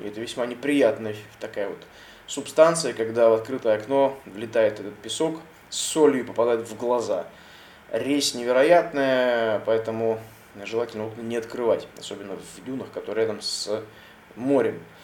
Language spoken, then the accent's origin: Russian; Russia; я, соответственно, россиянин и из России